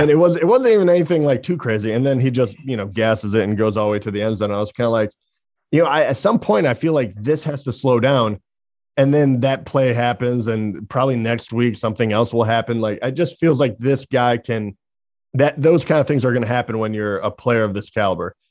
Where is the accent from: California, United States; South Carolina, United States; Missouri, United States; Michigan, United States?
Michigan, United States; we're from Michigan